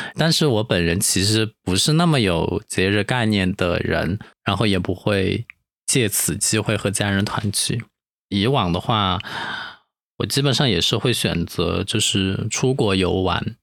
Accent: Chongqing, China; 我们重庆老家那边叫小娘

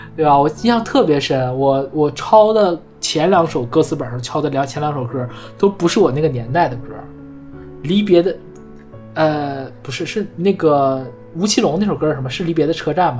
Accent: Northeast China, China; 我们东北人才要飞到热带的岛屿过冬

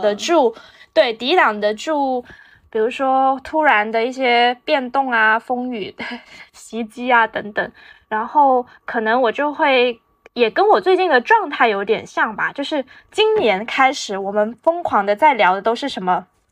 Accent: Guangdong, China; 午睡这件事情对于我们广东人来说是很重要的

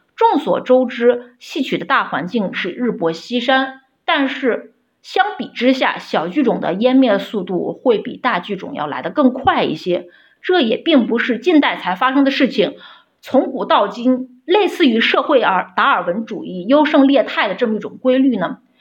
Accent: Xi'an, Shaanxi, China; 我的家乡是陕西西安

